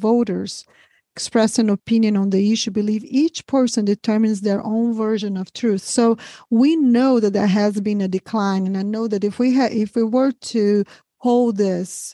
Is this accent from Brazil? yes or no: yes; Brazil; now in United States; I'm from Brazil originally